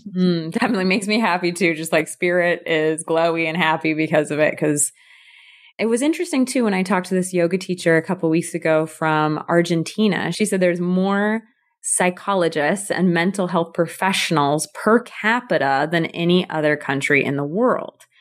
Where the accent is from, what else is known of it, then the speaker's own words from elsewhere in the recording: California, United States; I'm from the U S, I'm from California